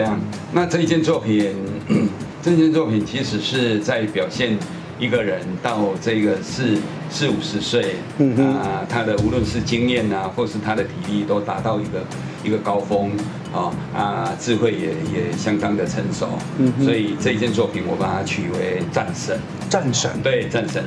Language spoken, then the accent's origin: Chinese; Tainan, Taiwan; 我们台南很重要的一个，一个文化资产